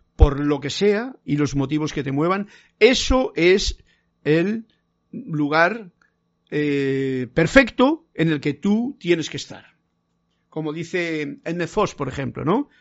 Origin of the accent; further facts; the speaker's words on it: Castile, Spain; En mi tierra, en Castilla